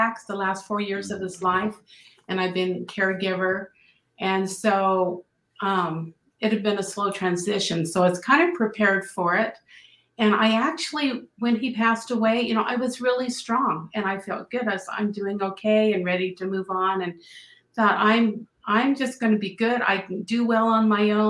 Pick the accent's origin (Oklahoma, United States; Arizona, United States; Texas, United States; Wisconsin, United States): Arizona, United States; Phoenix; moved away as an adult; also born or lived in Los Angeles area, California; now in Spokane Valley, United States; I grew up in Phoenix, Arizona, nice hot desert